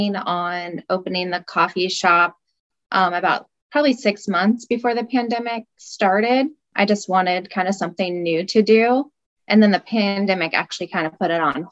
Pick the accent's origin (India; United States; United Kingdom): United States; West Coast; now in Midwest, United States; I'm actually from the West Coast